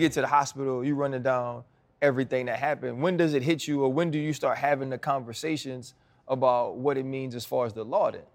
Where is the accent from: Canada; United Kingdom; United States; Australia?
United States; Louisiana; I'm from Louisiana